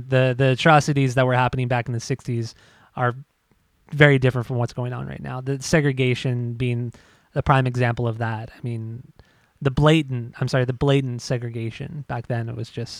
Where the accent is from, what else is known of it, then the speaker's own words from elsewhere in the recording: Southern California, United States; growing up in Southern California